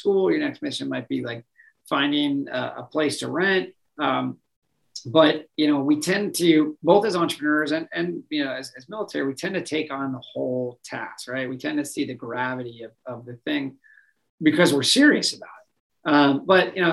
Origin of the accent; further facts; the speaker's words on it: Minnesota, United States; I grew up in Minnesota